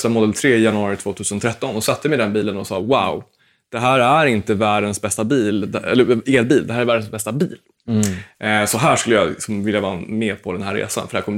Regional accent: Småland, Sweden; komma ihåg att jag är en smålänning som co-founder, så att det blir inte dyrt oavsett.

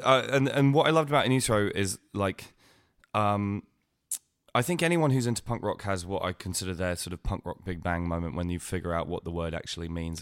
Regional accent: Winchester, South East England, United Kingdom; I grew up in Winchester

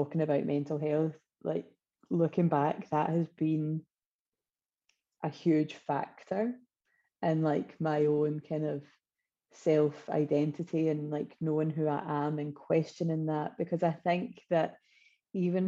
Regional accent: Wishaw, Scotland, United Kingdom; I come from originally Wishaw in North Lanarkshire.

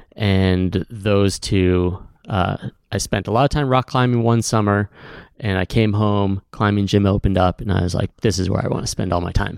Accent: Cleveland, Ohio, United States; also born or lived in Shaker Heights, Ohio; now in Bend, United States; I grew up in Cleveland, Ohio, Shaker Heights, Ohio.

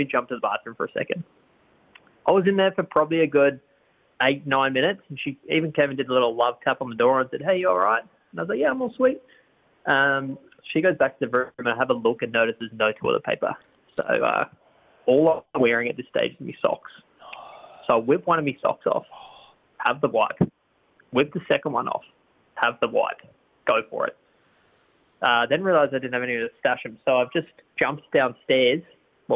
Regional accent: Australia; I'm from Australia

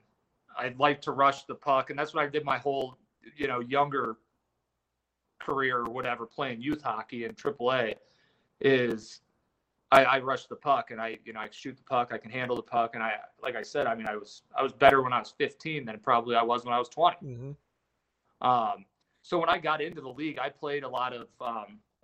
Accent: Springfield, Illinois, United States; moved away; also born or lived in Mankato, Minnesota / Toledo / Vail, Colorado; Springfield. And that's my hometown

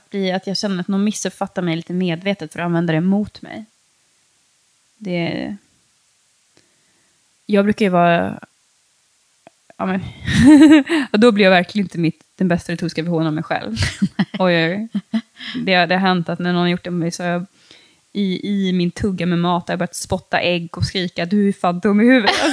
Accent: Sweden; alltså jag är liksom uppvuxen i Sverige, jag är så otroligt privilegierad.

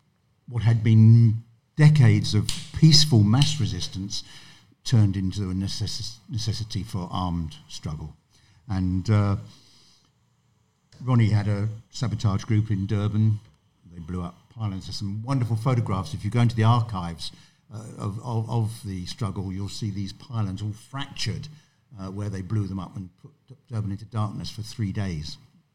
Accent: Sussex, South East England, United Kingdom; moved away as an adult; now in London, United Kingdom; I'm now 71. I grew up in Sussex and then came to London when I was 18.

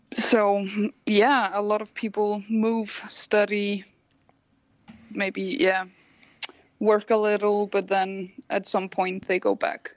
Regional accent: Iceland; moved away as an adult; now in Copenhagen, Denmark; I'm from Iceland.

